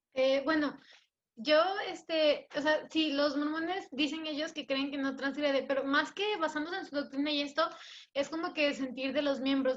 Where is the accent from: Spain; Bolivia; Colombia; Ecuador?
Ecuador; moved away as an adult; now in Mexico; soy ecuatoriana